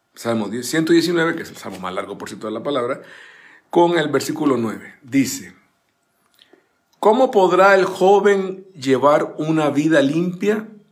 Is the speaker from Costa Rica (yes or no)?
yes; Zapote, San José, Costa Rica; moved away; allá en mi bella Costa Rica, en mi país natal, llevar la Biblia al colegio, yo estaba con los salesianos, el Don Bosco de Zapote